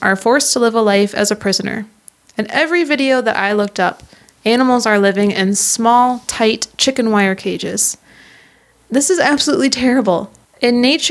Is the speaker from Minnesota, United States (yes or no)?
yes; Minnesota, United States; I am from Minnesota